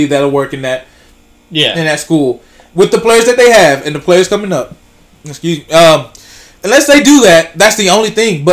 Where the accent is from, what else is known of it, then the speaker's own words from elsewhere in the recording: Pittsburg, Texas, United States; growing up in Pittsburgh